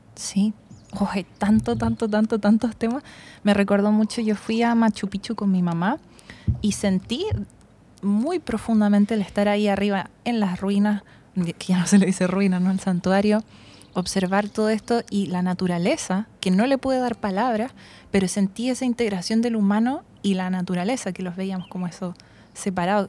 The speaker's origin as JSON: {"language": "Spanish", "town": "Santiago", "region": "Santiago Metropolitan Region", "country": "Chile", "tie": "born or raised there", "also_born_or_lived": "Germany / Czech Republic", "said": "crecí en Santiago"}